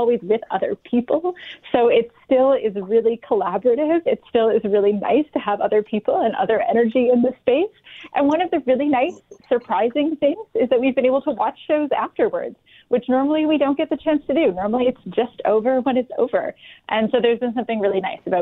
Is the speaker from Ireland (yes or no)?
no; Vancouver, British Columbia, Canada; moved away as an adult; now in Winnipeg, Canada; the seasons that I grew up with in Vancouver